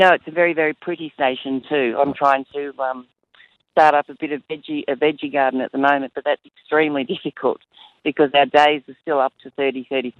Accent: Stawell, Victoria, Australia; moved away; I'm from Stawell originally

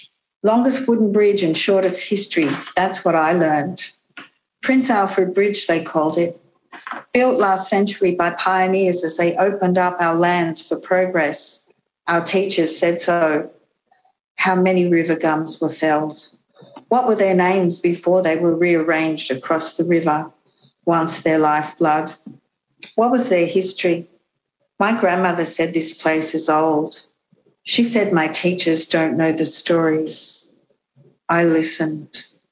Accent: Gundagai, New South Wales, Australia; now in Canberra, Australia; I was born on country in the early 1960s. I grew up along the road to Gundagai, Wiradjuri country, river country, freshwater country, granite country, rugged hill country, wild grassland country, flat country, high country, hot country, cold country.

